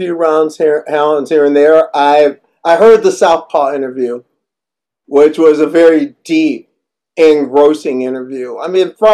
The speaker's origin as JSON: {"language": "English", "region": "Midwest", "country": "United States", "also_born_or_lived": "Northeast United States", "moved": "yes", "lives_now": "Northeast, United States", "said": "Being a Midwesterner, I never forgot how it is to drive with snow on the ground. Of course, living in the Northeast"}